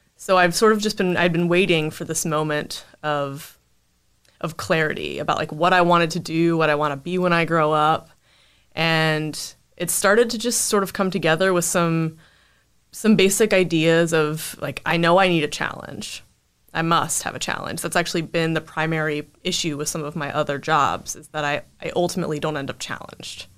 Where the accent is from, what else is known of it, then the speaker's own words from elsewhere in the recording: Winston-Salem, North Carolina, United States; I grew up in North Carolina, Winston-Salem, and, you know, lived there for the 18 years